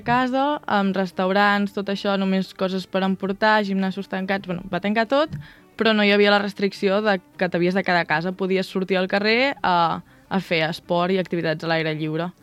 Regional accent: Vilafranca del Penedès, Catalonia, Spain; moved away as an adult; now in Irvine, United States; quan em pregunten dic que sóc de Barcelona i després em diuen, no, de la ciutat, diu, bueno, una mica més al sud

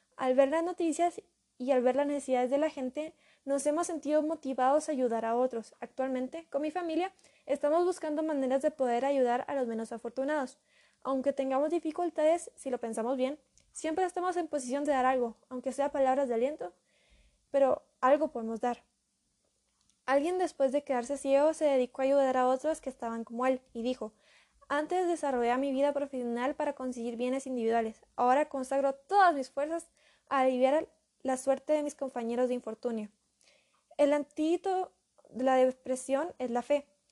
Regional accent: Guatemala

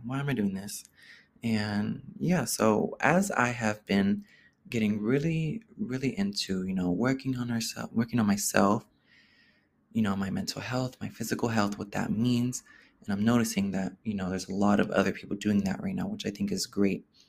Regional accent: Oakland, California, United States; growing up in Oakland, being a gay person in Oakland, growing up there as a gay person

